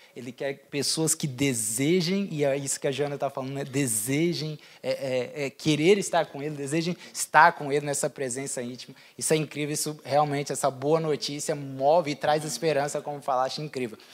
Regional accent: Brazil; now in Portugal; eu por ser brasileiro

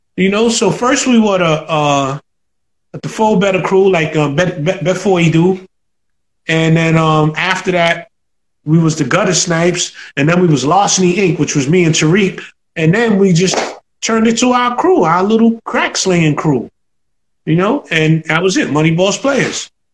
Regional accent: New York City, New York, United States; I'm from Soundview

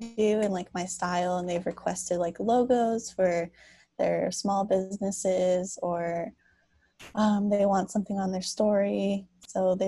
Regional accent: Los Angeles, California, United States; now in San Jose, United States; I'm originally from Los Angeles, but I moved up to the Bay Area, so now I live in San Jose

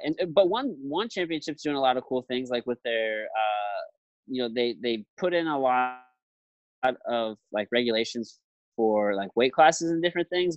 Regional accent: Jefferson City, Missouri, United States; now in St. Louis, United States; My hometown. I'm from Jefferson City, Missouri.

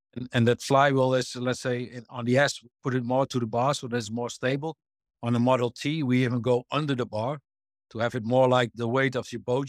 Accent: Netherlands; I'm born in the Netherlands and raised in the Netherlands

